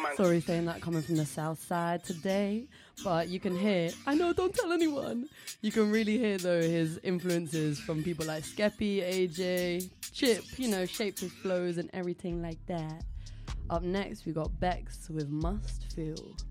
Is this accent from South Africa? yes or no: no; Ireland; Being Irish myself